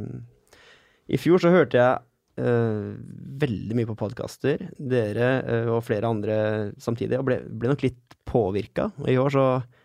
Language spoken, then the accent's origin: Norwegian; Sarpsborg, Østfold, Norway; hjemme i Sarp